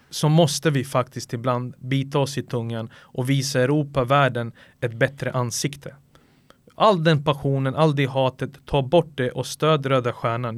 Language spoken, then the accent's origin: Swedish; Sarajevo, Federation of Bosnia and Herzegovina, Bosnia & Herzegovina; now in Sweden; jag bodde hos morföräldrarna i Sarajevo